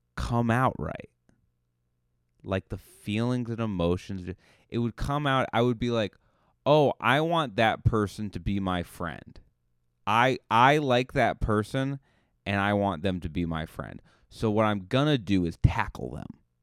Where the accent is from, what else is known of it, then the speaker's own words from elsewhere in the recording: Cape Cod, Massachusetts, United States; now in Los Angeles, United States; you say Cape Cod, they're like, "Where is that?" And you just go, "Oh, it's near Boston."